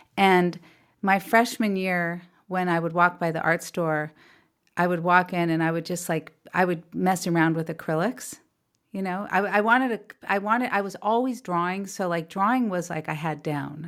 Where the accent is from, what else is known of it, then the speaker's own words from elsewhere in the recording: California, United States; also born or lived in New York; We raised in California